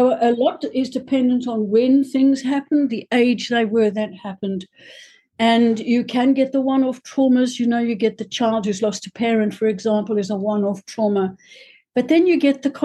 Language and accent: English; South Africa; I come from South Africa